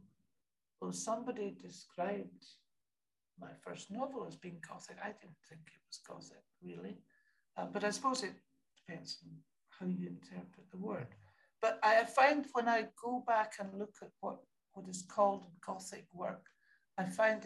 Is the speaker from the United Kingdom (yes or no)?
yes; Scotland, United Kingdom; I'm Scottish